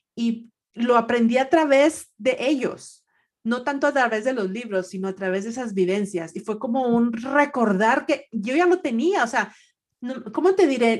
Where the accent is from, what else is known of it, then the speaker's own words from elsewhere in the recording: Monterrey, Nuevo León, Mexico; moved away as an adult; now in Atlanta, United States; yo crecí en, en Monterrey, o sea, nací allá y estuve allá hasta el 94, 95, que es cuando me vengo para Atlanta